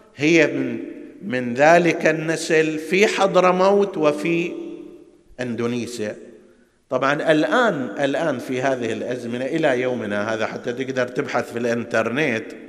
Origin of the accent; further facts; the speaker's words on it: Hejaz, Saudi Arabia; عندنا في الحجاز